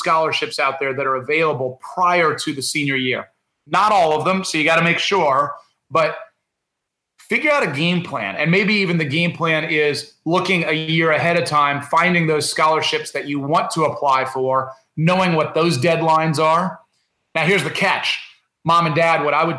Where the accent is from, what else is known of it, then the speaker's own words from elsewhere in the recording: Indiana, United States; I grew up in Indiana